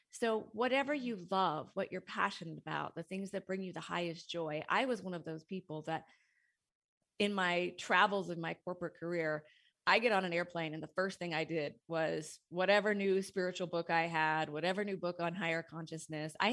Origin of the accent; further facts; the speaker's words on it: Montana, United States; moved away as an adult; now in Seattle, United States; I had a corporate career in Seattle. Uh, I moved to Seattle from Montana to go to college and then started in the technology world there